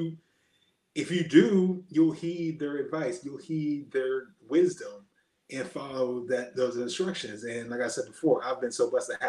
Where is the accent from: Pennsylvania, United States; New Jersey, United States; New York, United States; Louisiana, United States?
Pennsylvania, United States; Erie; I'm just from Erie, Pennsylvania